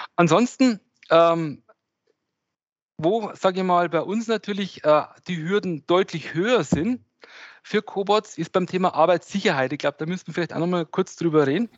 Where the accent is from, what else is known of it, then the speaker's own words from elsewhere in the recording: Regensburg, Bavaria, Germany; ich komme hier aus Regensburg